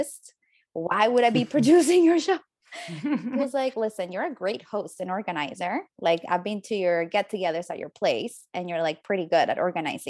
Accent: Colombia; moved away as an adult; now in Toronto, Canada; I am from Colombia

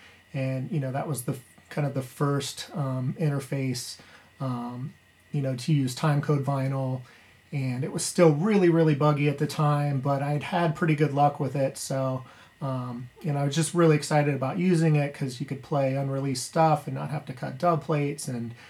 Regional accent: Columbus, Ohio, United States; This is Mr. Shifter. I'm a DJ from Columbus, Ohio, and I'll share with you my worst gig story.

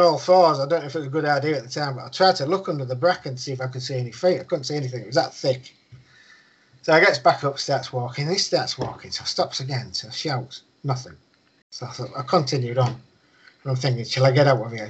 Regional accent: United Kingdom; he's always put food on our table when we was growing up, because we grew up outside of Winsley.

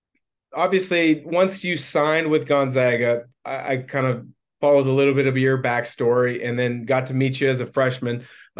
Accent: Vancouver, Washington, United States; So myself, growing up in the Portland area, Vancouver, Washington, there was an athletic club that I had to go test myself at.

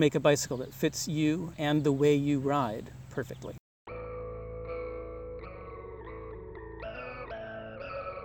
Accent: Providence, Rhode Island, United States; I'm from Providence, Rhode Island

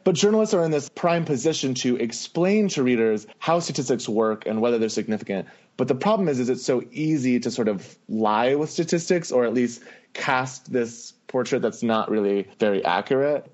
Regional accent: Miami, Florida, United States; moved away as an adult; also born or lived in Chicago / New York City; growing up in Miami was just an interesting experience

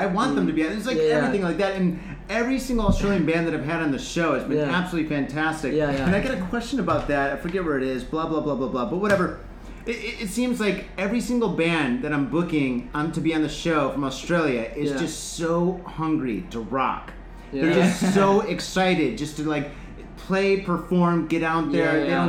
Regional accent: Detroit, Michigan, United States; also born or lived in San Francisco; now in Tokyo, Japan; I grew up in the Detroit area, then I lived in San Francisco, then I'm into Tokyo, so I just keep on going west.

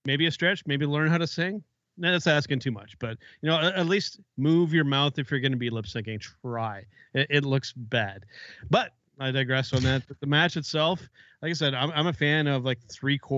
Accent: Canada; I'm the Canadian.

